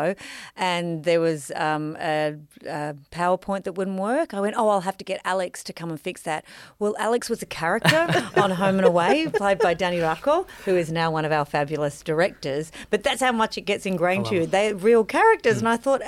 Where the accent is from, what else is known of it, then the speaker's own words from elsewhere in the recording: Melbourne, Victoria, Australia; moved away as an adult; now in Sydney, Australia; I'm from Melbourne